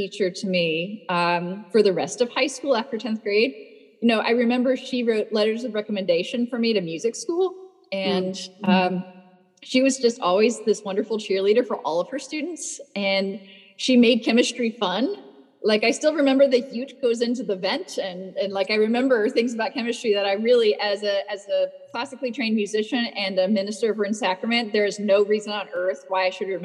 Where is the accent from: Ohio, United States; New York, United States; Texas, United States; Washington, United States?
Texas, United States; North; I remember growing up in North Texas, where we had grapevines growing over a trellis in our backyard